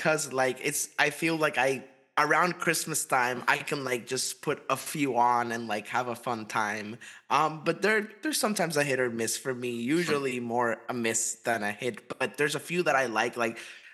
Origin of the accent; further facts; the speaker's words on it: United States; us as American viewers